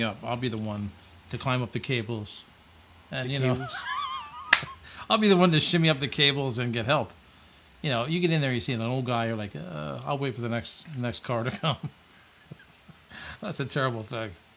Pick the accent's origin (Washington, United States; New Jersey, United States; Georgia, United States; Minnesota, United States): New Jersey, United States; Ocean City; my hometown, Ocean City